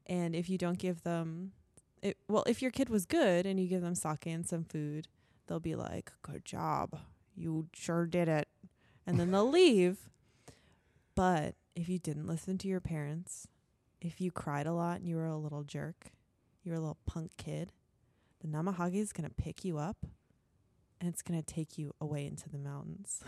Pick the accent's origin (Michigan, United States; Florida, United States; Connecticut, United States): Connecticut, United States; I'm from Connecticut